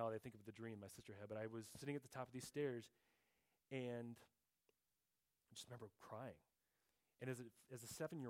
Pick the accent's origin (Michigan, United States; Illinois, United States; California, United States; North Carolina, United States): Illinois, United States; Mundelein; also born or lived in Little Rock, Arkansas; At age 7, when we moved from Little Rock, Arkansas, up to Mundelein, Illinois